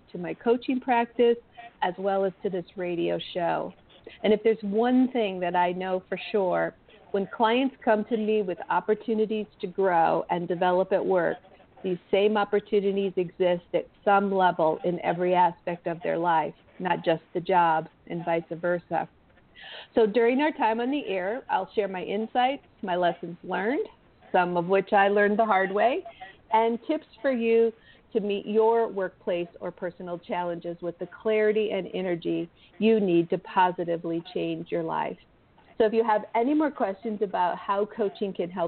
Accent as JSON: {"language": "English", "region": "Midwest", "country": "United States", "tie": "born or raised there", "said": "I was born in the Midwest and I was raised by parents who operated a home-based business"}